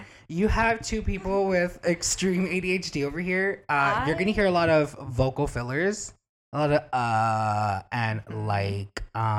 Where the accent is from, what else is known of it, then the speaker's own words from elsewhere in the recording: Miami, Florida, United States; accent: Miami; now in Los Angeles, United States; We're both from Miami